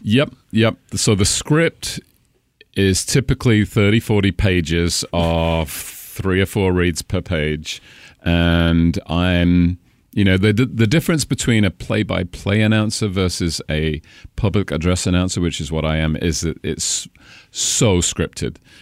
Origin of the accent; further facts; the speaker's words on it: Cambridge, East of England, United Kingdom; accent: British; moved away as an adult; also born or lived in Caribbean; now in Washington, United States; Cambridge, which is sixty miles north of London